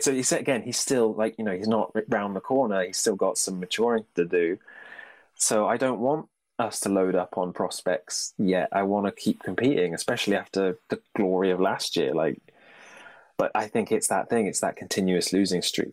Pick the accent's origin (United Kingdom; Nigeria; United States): United Kingdom; being British